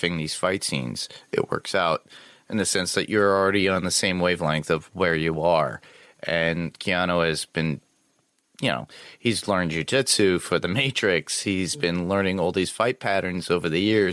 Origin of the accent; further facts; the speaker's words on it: New York, United States; being a New Yorker